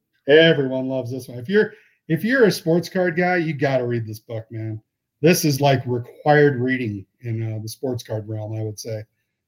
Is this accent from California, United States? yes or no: yes; Redondo Beach, California, United States; growing up in Redondo Beach in Southern California.